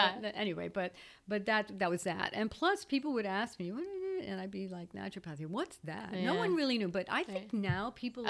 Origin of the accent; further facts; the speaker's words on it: Belgium; moved away as an adult; when I came from Belgium in 2005, I had this false belief that, oh, well, you know, start working outside the home.